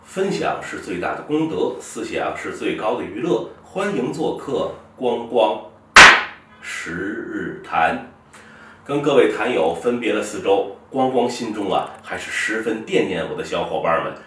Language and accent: Chinese; China; 我们中国人